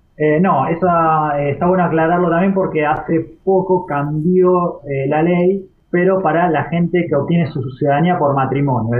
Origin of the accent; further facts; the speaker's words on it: Argentina; nosotros somos argentinos porque nacimos en Argentina